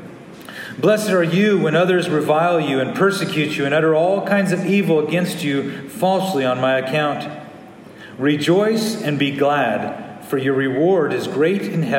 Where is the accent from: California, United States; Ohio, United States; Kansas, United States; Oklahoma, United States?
California, United States; growing up in California